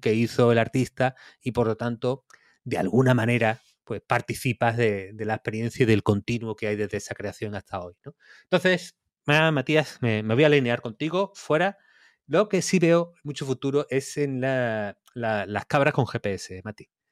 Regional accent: Campillos, Andalusia, Spain; cuando era chico en Campillos, mi casa estaba como en las afueras

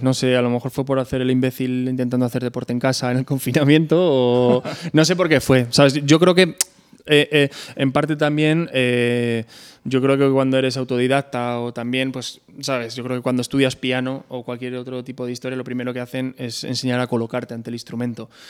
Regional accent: Pedro Bernardo, Castile and León, Spain; born or raised there

